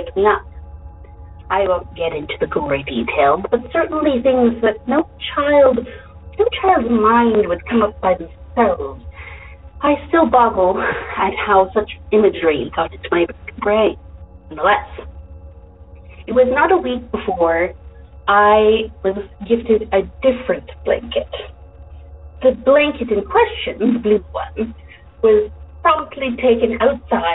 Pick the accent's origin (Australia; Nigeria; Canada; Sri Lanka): Canada; now in Dallas-Fort Worth, United States; I am in the DFW area now. However, I am from Canada